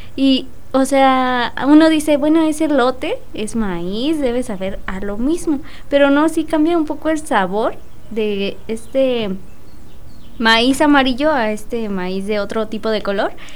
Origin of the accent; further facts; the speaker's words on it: Mexico; qué bueno que soy mexicana